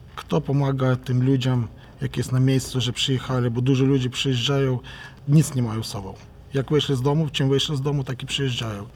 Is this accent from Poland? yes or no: no; Ukraine; u nas w Ukrainie